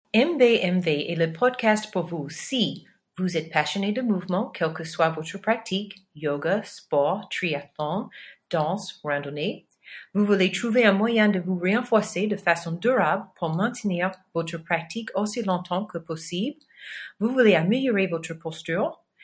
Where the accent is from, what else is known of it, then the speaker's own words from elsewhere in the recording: Los Angeles, California, United States; accent: American; French is a second language; moved away; je suis originaire de Los Angeles. Hélas, mon accent américain très prononcé.